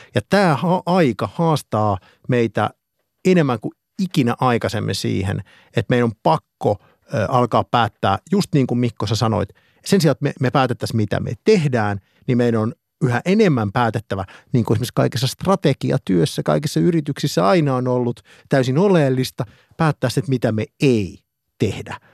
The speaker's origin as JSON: {"language": "Finnish", "town": "Eura", "region": "Satakunta", "country": "Finland", "said": "minä olen Eurasta"}